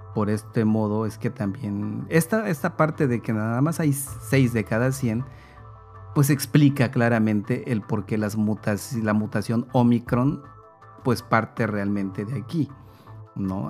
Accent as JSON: {"language": "Spanish", "country": "Mexico", "said": "nosotros como mexicanos, como mexicanas"}